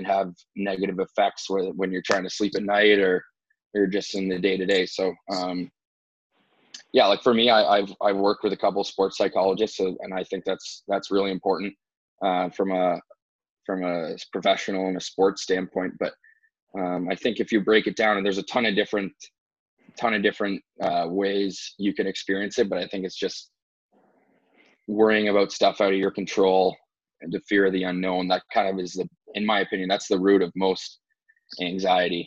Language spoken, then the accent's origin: English; Ajax, Ontario, Canada; moved away as an adult; also born or lived in Orono, Maine, United States / Austin, Texas, United States; now in Columbus, United States; I'm from Ajax, Ontario, Canada. And so I played hockey growing up in my hometown of Ajax up until the age of 15